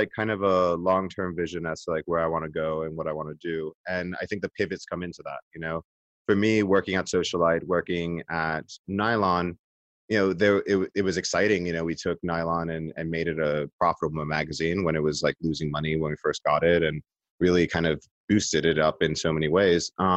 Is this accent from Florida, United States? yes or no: no; New York City, New York, United States; I'm Puerto Rican. I'm from the Bronx.